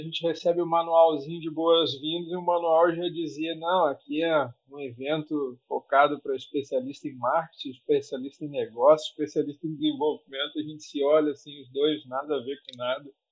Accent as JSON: {"language": "Portuguese", "region": "Rio de Janeiro", "country": "Brazil", "tie": "born or raised there", "said": "nasci no Rio de Janeiro"}